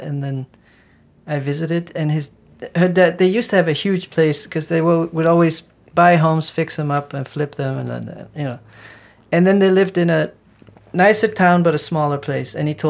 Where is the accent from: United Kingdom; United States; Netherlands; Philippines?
Netherlands; moved away; I come from the Netherlands.